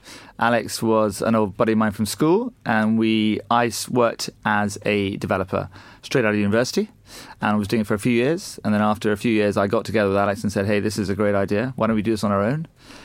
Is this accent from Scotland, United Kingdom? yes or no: yes; Scotland, United Kingdom; also born or lived in United States / Asia; We grew up in Scotland originally, which you and I discussed earlier. Then we spent some time in the US and then a little bit of time in Asia.